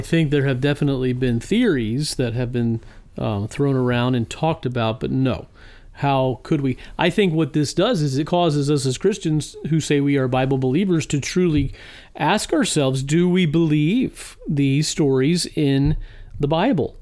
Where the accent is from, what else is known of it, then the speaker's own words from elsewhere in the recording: Virginia, United States; now in Illinois, United States; the beautiful state of Virginia. My my home state where I was, uh, born and raised